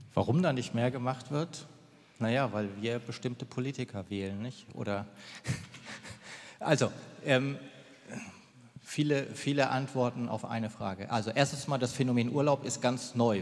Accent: Germany; bei uns in Deutschland

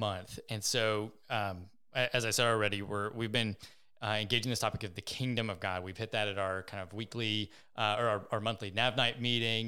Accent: United States; being an American

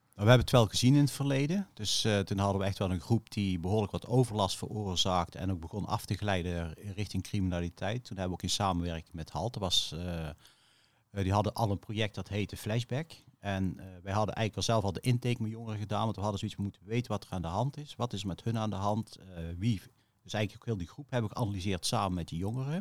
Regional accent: Veghel, North Brabant, Netherlands; Ik eh, ben opgegroeid in Veghel

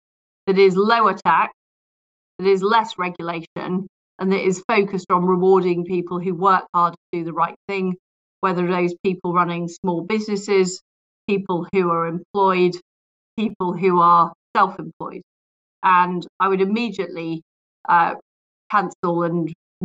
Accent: Leeds, Yorkshire and the Humber, United Kingdom; also born or lived in Paisley, Scotland; I grew up in Paisley and then in Leeds, where I went to comprehensive school

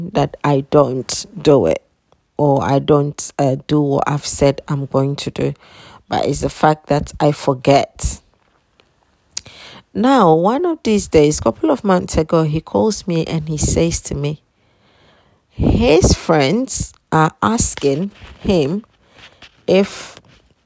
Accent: Ghana; I was born in Ghana

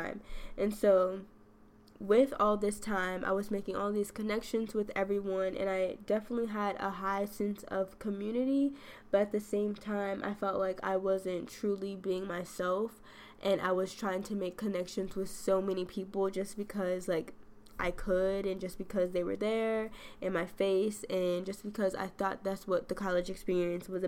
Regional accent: western suburbs of Chicago, Illinois, United States; moved away as an adult; western suburbs is where I grew up

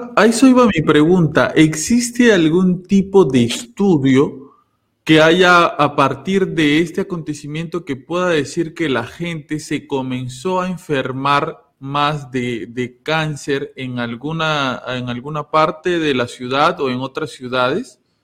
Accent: Peru; yo que soy de Perú

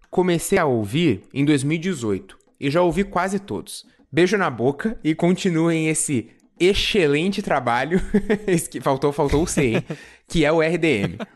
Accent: São Paulo, Brazil; tenho 17 anos, sou do interior de São Paulo e aqui é bem chato.

